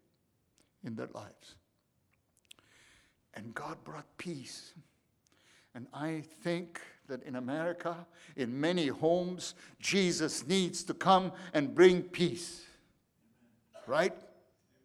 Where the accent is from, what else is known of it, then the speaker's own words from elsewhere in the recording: Egypt; moved away; we grew up in Egypt.